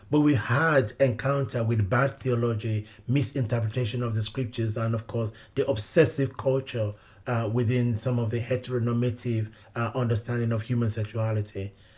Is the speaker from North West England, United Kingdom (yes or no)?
no; London, United Kingdom; even growing up in London, I was very much immersed within the Nigerian community. When I first came out as gay, it was within the Nigerian community in London.